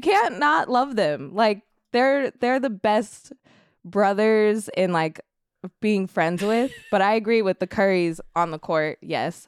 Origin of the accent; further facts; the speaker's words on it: Sacramento, California, United States; I'm from Sacramento